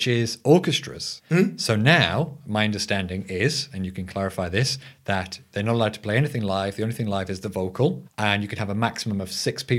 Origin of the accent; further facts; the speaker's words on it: England, United Kingdom; now in Sweden; I'm the English host of this podcast